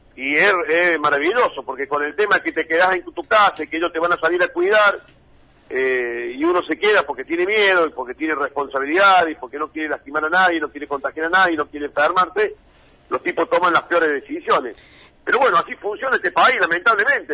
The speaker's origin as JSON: {"language": "Spanish", "country": "Argentina", "said": "somos los argentinos"}